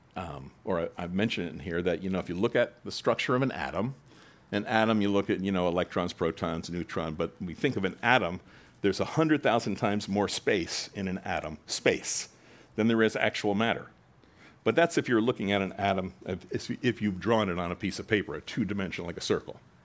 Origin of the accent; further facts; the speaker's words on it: United States; we're American Christians